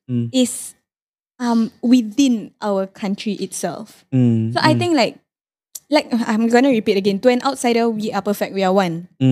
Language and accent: English; Singapore; So basically I said I'm from Singapore